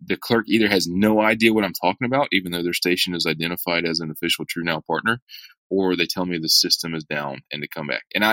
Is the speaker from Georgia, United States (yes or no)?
yes; hometown south of Atlanta, Georgia, United States; my hometown south of Atlanta